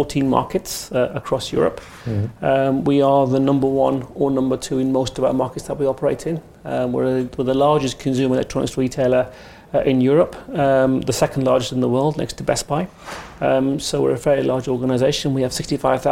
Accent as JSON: {"language": "English", "country": "United Kingdom", "tie": "born or raised there", "accent": "English", "said": "I was born in the UK and raised in the UK"}